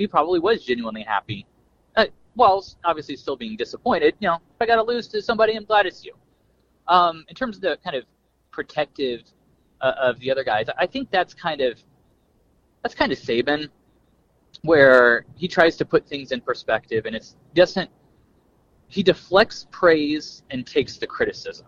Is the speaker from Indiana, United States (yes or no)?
yes; Kokomo, Indiana, United States; now in Tampa, United States; I was born in Kokomo. As we sit here right now, I'm driving to say hey to my mom in Columbus, about halfway between Indianapolis and Louisville